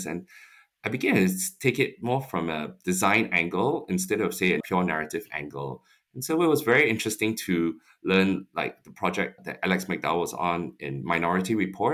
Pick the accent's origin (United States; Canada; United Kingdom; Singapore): Singapore; moved away; growing up in Singapore